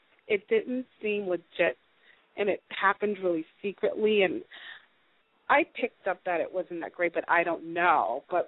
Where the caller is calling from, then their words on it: Los Angeles, California, United States; Hi, guys. … I'm calling from Los Angeles.